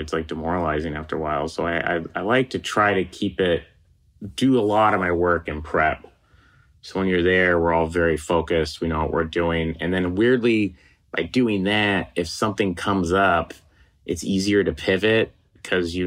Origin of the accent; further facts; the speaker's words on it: Oklahoma, United States; moved away as an adult; now in Los Angeles, United States; I'm from Oklahoma